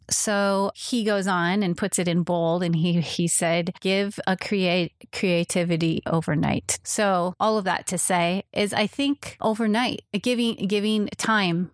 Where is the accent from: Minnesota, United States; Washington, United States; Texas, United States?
Minnesota, United States; Minneapolis; now in Pasadena, United States; I grew up in Minnesota in the Twin Cities